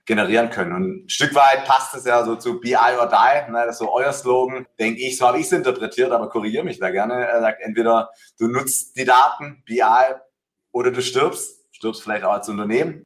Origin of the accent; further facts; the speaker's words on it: Swabia, Baden-Württemberg, Germany; accent: Swabian; bin ein Schwabe, ne? deswegen äh, hört man eine, eine Ähnlichkeit.